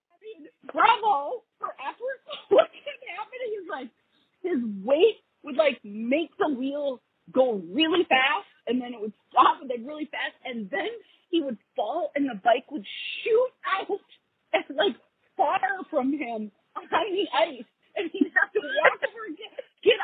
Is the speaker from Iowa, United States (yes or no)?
no; Wisconsin, United States; I was born and raised in Wisconsin.